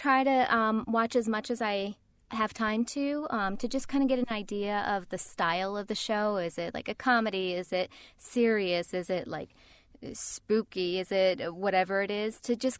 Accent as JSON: {"language": "English", "region": "New York", "country": "United States", "accent": "New York", "said": "New York accent. Nobody told me I had a New York accent. So I spent a couple of years unlearning my accent that I didn't know I had."}